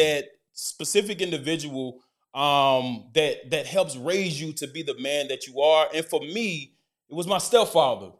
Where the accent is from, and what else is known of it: Decatur, Alabama, United States; born or raised there; moved away as an adult; also born or lived in Oxford, Mississippi / Dallas, Texas; now in Chicago, United States